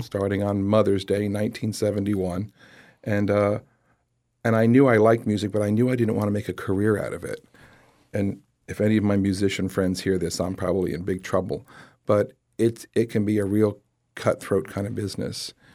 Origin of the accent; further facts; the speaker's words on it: Lehigh Acres, Florida, United States; growing up in Lehigh Acres